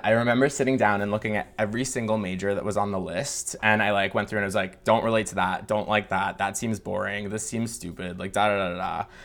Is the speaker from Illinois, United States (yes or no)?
no; Michigan, United States; I grew up in Michigan in a, like, rural town.